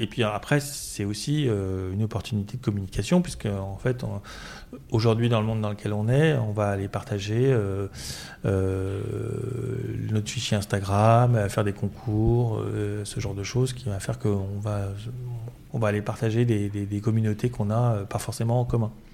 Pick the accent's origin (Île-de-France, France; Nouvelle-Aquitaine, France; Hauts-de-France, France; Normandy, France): Île-de-France, France; Paris; je suis parisien